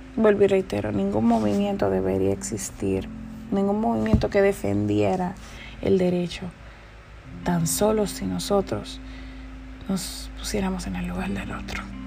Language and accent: Spanish; Dominican Republic; En mi país, República Dominicana